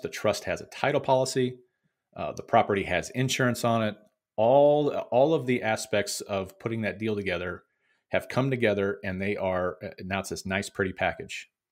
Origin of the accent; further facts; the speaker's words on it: Missouri, United States; my home state of Missouri